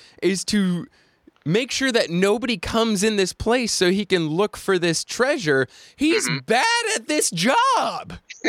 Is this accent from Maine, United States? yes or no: yes; York, Maine, United States; I was growing up in York, Maine